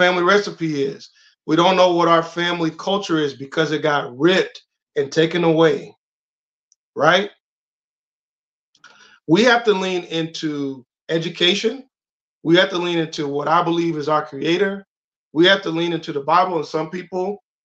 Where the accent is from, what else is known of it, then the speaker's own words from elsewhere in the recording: Jacksonville, Florida, United States; I'm from Duval